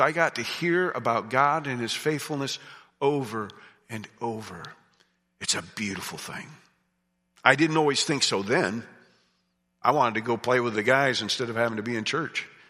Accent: United States; I grew up in Amish country

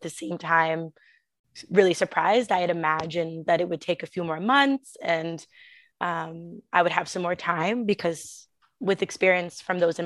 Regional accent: Toronto, Ontario, Canada; moved away as an adult; now in Prague, Czech Republic; Originally, I'm from Canada, Toronto. I moved here about 8 years ago

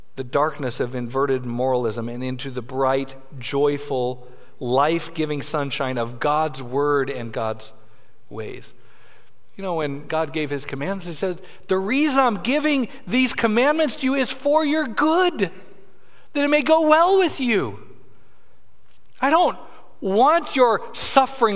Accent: Denver, Colorado, United States; I grew up in Denver, Colorado

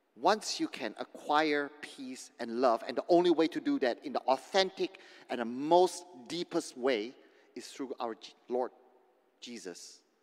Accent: Indonesia; moved away; growing up in Indonesia, in the villages, in the kampong

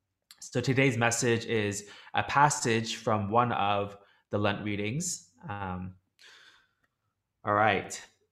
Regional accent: Toronto, Ontario, Canada; now in Hong Kong; I'm originally from Toronto in Canada, but even though I'm in Hong Kong and my friend's still in Toronto, we still stay in touch here.

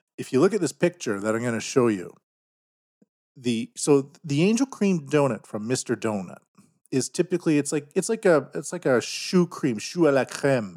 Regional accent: Canada; now in Japan; I'm from Canada

